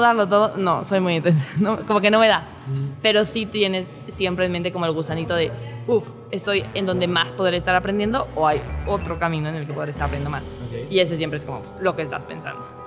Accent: Mexico City, Mexico; soy de Ciudad de México

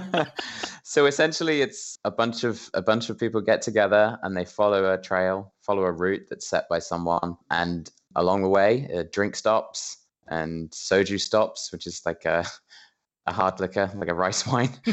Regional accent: England, United Kingdom; I'm I'm British, I'm an English gentleman

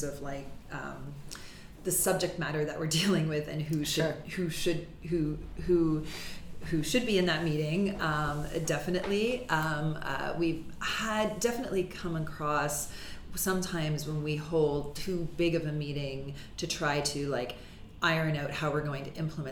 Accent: Mississauga, Ontario, Canada; I grew up in Mississauga

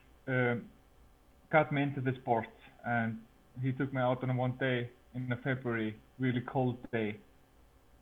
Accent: Iceland; I started guiding in 2016 in my hometown. And there is a kayak in our kayak center here in Iceland.

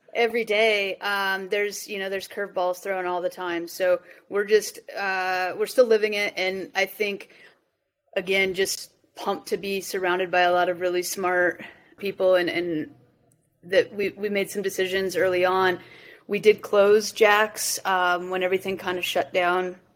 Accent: Colorado, United States; I I grew up in Colorado

